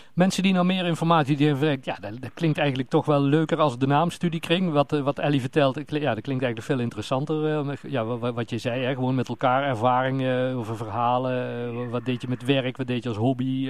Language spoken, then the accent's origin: Dutch; Netherlands; we zijn Hollanders